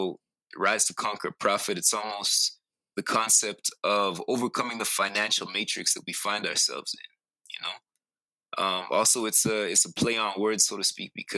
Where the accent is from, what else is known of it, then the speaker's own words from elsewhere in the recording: Calgary, Alberta, Canada; also born or lived in British Columbia; I was born in Calgary, okay. Alberta